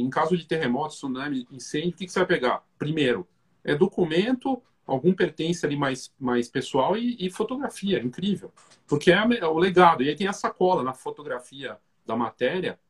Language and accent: Portuguese; Curitiba, Paraná, Brazil; now in São Paulo, Brazil; eu sou de Curitiba, a gente é de Curitiba, né? mas eu já estou mais tempo em São Paulo hoje